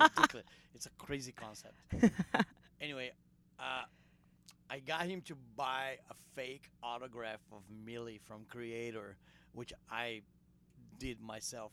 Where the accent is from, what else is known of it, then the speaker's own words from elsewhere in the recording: Brazil; English is a second language; We're all from Brazil